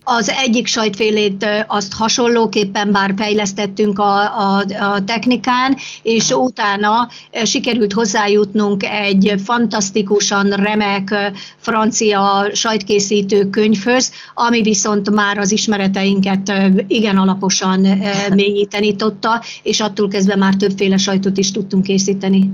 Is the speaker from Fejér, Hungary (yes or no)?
yes; Dunaújváros, Fejér, Hungary; also born or lived in Perkáta; now in Gyűrűfű, Hungary; Én magam eh, Stálin városban születtem